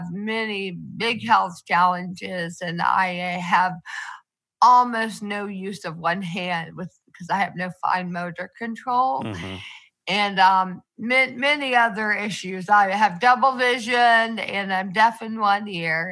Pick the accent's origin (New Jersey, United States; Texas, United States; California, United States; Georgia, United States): Georgia, United States; Athens; moved away as an adult; now in Atlanta, United States; I was born in Athens, Georgia, where I lived my entire life until college